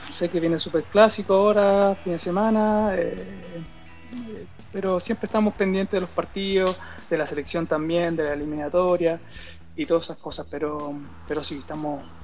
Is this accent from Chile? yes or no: yes; Chile; now in Andorra; que también está acá en, Andorra, el mismo Guille también, que, somos los, los chilenos que, estamos pendientes, los más futbolizados